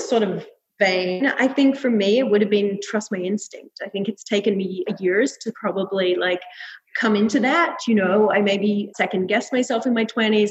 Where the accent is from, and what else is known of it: Melbourne, Victoria, Australia; moved away as an adult; now in New York, United States